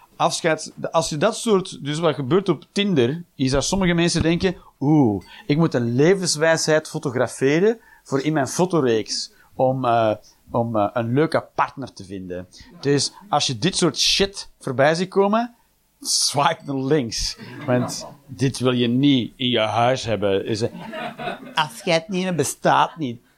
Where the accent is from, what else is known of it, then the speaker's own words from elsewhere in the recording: Flanders, Belgium; we zijn als Belg